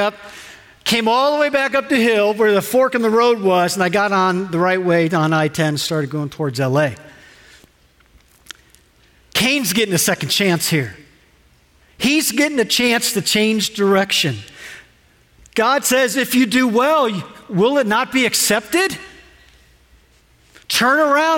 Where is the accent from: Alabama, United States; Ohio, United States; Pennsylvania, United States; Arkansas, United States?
Ohio, United States; We're from Ohio